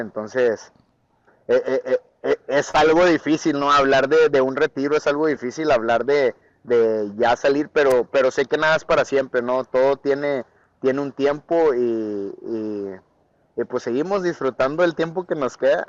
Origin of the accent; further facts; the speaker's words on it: northern Mexico, Mexico; yo soy un guerrero mexicano